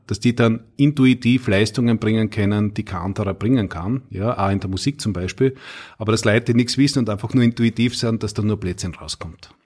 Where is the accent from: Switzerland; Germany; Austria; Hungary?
Austria; Knittelfeld, Styria; ich bin ja äh, ein Knittelfeller, gebürtiger Steirer